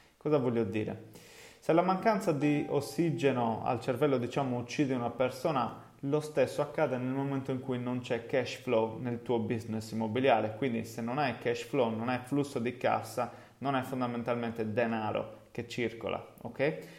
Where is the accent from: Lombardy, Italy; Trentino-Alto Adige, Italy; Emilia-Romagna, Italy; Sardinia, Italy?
Sardinia, Italy; Cagliari; accent: Cagliari (Sardinian); also born or lived in England; come si deduce da, dal mio accento, è il posto in cui insomma effettivamente vivo